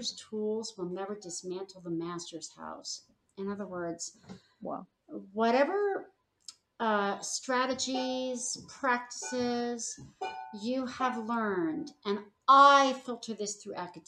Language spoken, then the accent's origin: English; Los Angeles, California, United States; moved away; I'm from the Los Feliz area of Hollywood.